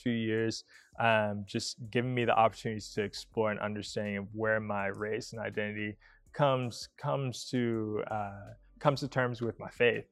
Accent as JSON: {"language": "English", "town": "Atlanta", "region": "Georgia", "country": "United States", "tie": "born or raised there", "also_born_or_lived": "Tennessee", "moved": "as an adult", "lives_now": "Newberg, United States", "said": "growing up in Atlanta"}